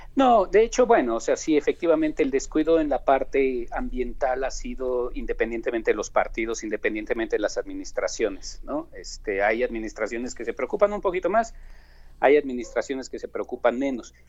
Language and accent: Spanish; Mexico; nuestra cultura como mexicanos